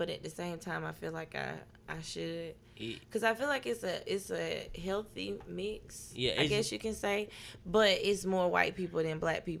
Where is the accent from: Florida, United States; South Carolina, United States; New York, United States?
South Carolina, United States; Union; also born or lived in Dorman; I transferred back to Union the second half of 11th grade year. That's how I graduated from Union.